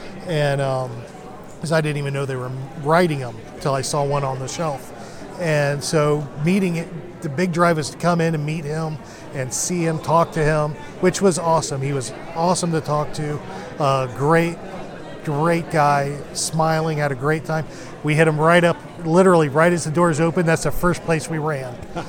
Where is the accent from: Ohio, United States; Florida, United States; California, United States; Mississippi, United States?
Florida, United States; Lakeland; And Lakeland is, of course, my hometown